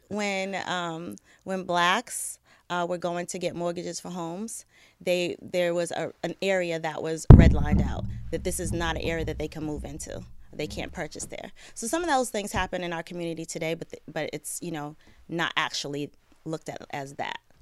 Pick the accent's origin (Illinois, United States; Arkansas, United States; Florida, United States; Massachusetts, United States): Massachusetts, United States; Boston; I grew up in Boston. Um, I was born and raised there.